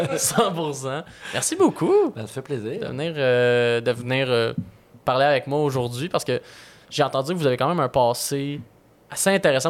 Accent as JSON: {"language": "French", "town": "Repentigny", "region": "Quebec", "country": "Canada", "tie": "born or raised there", "said": "moi, j'habitais en banlieue, là. Moi, je suis né à Repentigny, donc euh, j'ai vraiment plus connu d'être proche d'une grande ville."}